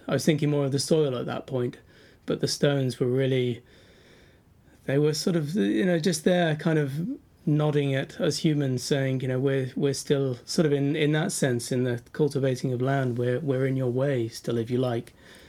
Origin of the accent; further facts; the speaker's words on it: Macclesfield, North West England, United Kingdom; moved away as an adult; having moved back to my hometown of Macclesfield in Cheshire back in the sort of mid-noughties, in my mid-20s